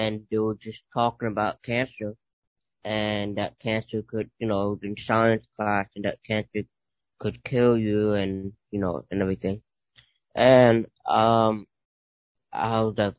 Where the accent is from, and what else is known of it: New York City, New York, United States; born or raised there